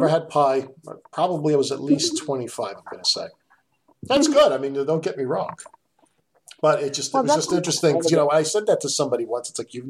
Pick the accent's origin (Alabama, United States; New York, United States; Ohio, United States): New York, United States; New York City; I grew up in Astoria